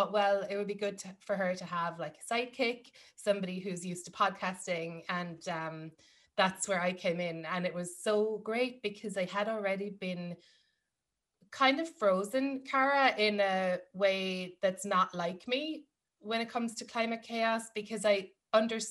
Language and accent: English; Ireland; moved away as an adult; now in New York, United States; growing up in Ireland, yes, there are things like my, I'm from a farming family